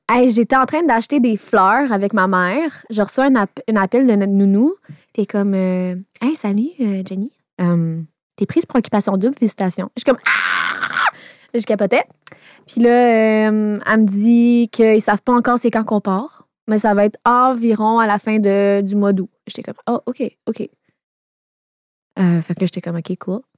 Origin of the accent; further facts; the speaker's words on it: Laval, Quebec, Canada; Je viens de Laval, j'ai vingt-deux ans, je suis célibataire